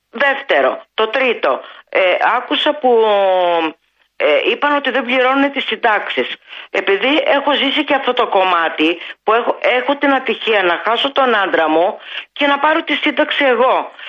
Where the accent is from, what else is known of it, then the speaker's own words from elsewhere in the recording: Farkadona, Thessaly, Greece; moved away; Εγώ είμαι από περιφέρεια και δεν τρέπομαι να το πω, από τα Τρίκαλα Θεσσαλίας. Ο πατέρας μου και η μητέρα μου ήταν γεδοκτηνοτρόφοι.